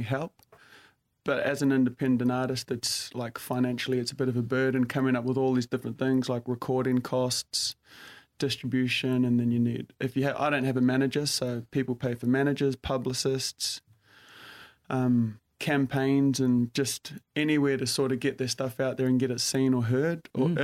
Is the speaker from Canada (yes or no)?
no; New Zealand; moved away as an adult; also born or lived in London; now in Sydney, Australia; born and raised in New Zealand and then sort of moved around after high school